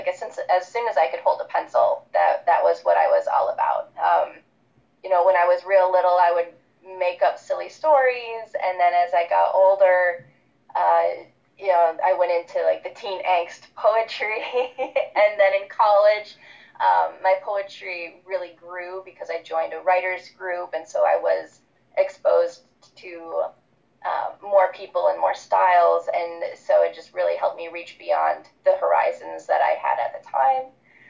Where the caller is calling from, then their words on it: Michigan, United States; I'm calling in from Michigan right now in the United States. I live about a half-hour drive outside of Detroit in a cute little neighborhood right next to a park.